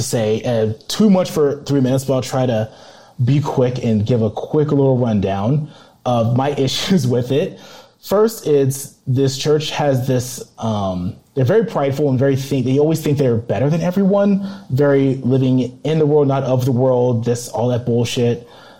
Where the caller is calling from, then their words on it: Colorado, United States; from Colorado calling